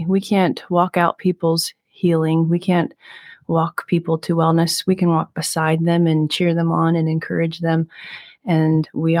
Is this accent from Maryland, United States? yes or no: yes; Maryland, United States